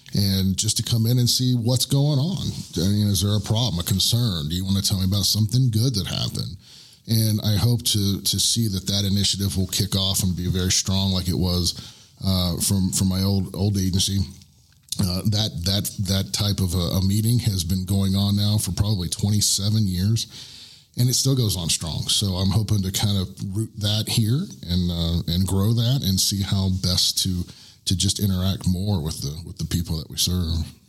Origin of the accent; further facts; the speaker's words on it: Orlando, Florida, United States; moved away as an adult; now in Woodland Park, United States; I am from Central Florida. I am from the Orlando area